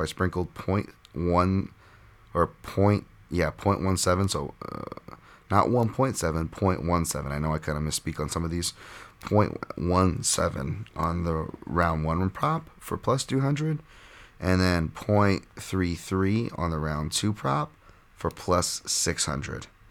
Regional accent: Hawaii, United States; Hawaii, of course, I'm talking about

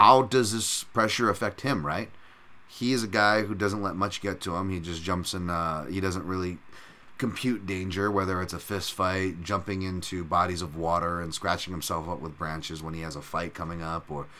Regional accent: United States; we're American and we live here and have family who sacrificed for this country

